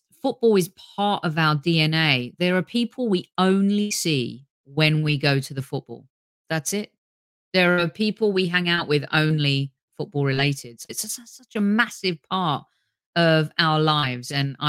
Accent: England, United Kingdom; Growing up in England

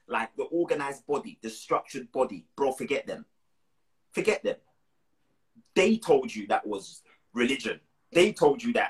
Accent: Moore Town, Portland, Jamaica; where I'm from in Jamaica

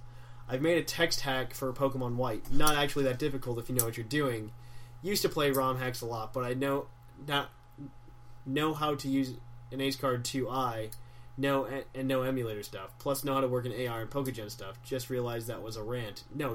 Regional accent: Tennessee, United States; I'm from Tennessee.

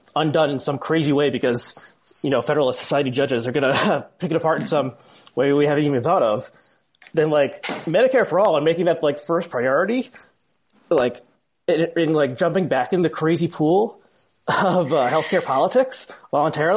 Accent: New Jersey, United States; I grew up in New Jersey, and I'm actually in New Jersey now

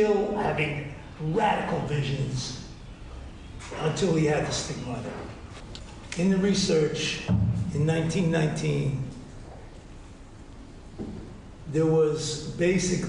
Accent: New York City, New York, United States; moved away; also born or lived in Italy; When I grew up in the Bronx

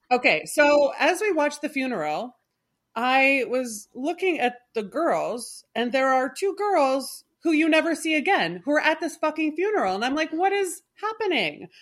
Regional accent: Canada; I, I am Canadian

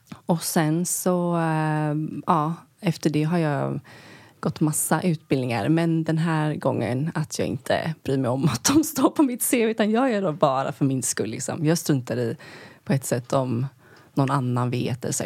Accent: Sweden; moved away as an adult; also born or lived in New York, United States; vara hemma i Sverige

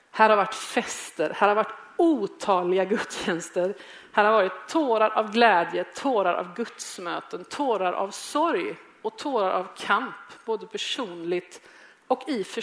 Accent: Gothenburg, Västra Götaland, Sweden; moved away as an adult; now in Malmö, Sweden; Jag kom till Malmö från Göteborg som 25-åring. Jag var ung, jag hade aldrig haft ett jobb

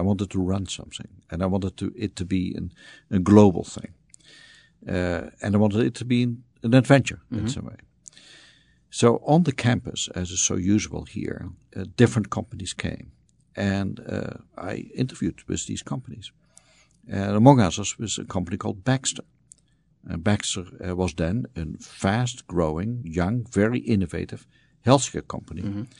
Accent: Netherlands; moved away as an adult; So I was born in the Netherlands, spent my youth there, went into the Dutch Air Force at some point

